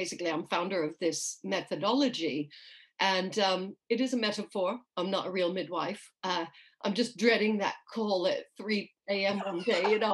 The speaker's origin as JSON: {"language": "English", "region": "New York", "country": "United States", "tie": "born or raised there", "moved": "as an adult", "lives_now": "United Kingdom", "said": "I grew up in New York. So if anybody's hearing a strange accent, that's why. I currently live in the UK"}